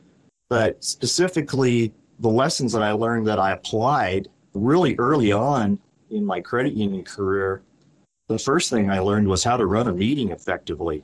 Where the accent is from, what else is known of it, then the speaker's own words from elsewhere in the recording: Great Falls, Montana, United States; I was born and raised in Great Falls, Montana